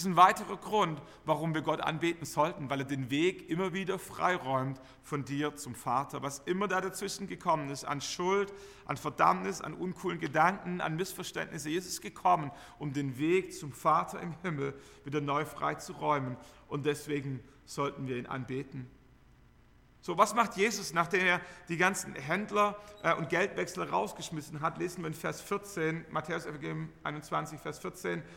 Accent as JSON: {"language": "German", "country": "Germany", "said": "Wir, wir kennen Enthusiasmus als Deutsche"}